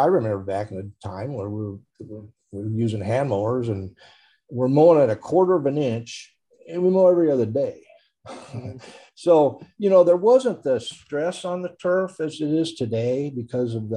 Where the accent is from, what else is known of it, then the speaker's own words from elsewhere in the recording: Newton, Iowa, United States; I grew up in Newton